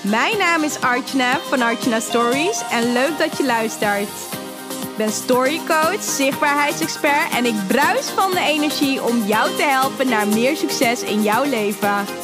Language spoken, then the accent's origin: Dutch; Harderwijk, Gelderland, Netherlands; ik kom uit Harderwijk.